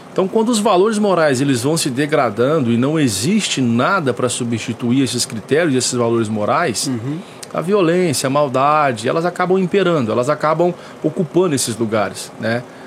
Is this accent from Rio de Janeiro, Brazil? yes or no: no; São Joaquim da Barra, São Paulo, Brazil; also born or lived in Conselheiro Lafaiete, Minas Gerais; eu sou natural de lá, mas eu vim para São Joaquim da Barra, eu vim muito novo. Eu vim, é, não tinha nem um ano de idade ainda quando eu vim para São Joaquim ah, da Barra.